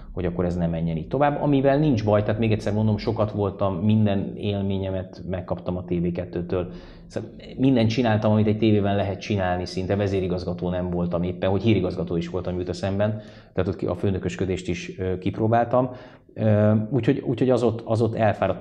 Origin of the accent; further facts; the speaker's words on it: Székesfehérvár, Fejér, Hungary; moved away; én Fehérváron nőttem föl